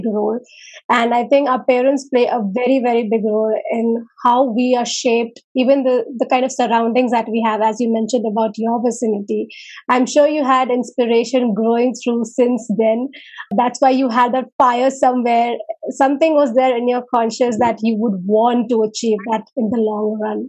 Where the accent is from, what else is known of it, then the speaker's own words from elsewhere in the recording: India; I'm from India as well